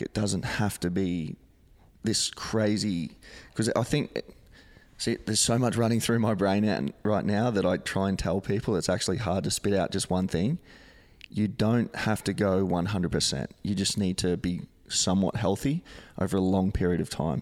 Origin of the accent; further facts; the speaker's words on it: Gold Coast, Queensland, Australia; living and growing up on the Gold Coast